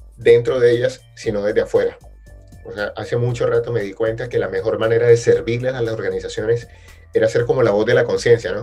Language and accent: Spanish; Barranquilla, Atlántico, Colombia; vengo de Barranquilla, creo que no se nota. Eh, Barranquilla, Colombia, South America